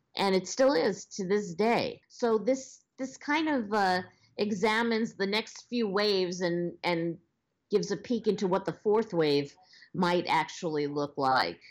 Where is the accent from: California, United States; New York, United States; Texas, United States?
New York, United States; Long Island; accent: Long Island; moved away as an adult; now in Los Angeles, United States; I was born on Long Island, which I know you can probably hear in my accent. And um, I I lived a very basic Long Island lifestyle for many years